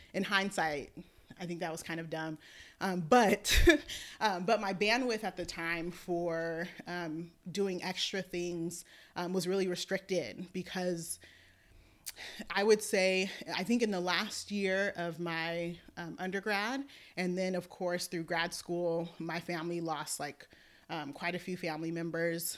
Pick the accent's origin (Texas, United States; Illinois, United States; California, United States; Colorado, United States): California, United States; Oakland; also born or lived in Alameda; I was born and raised in Oakland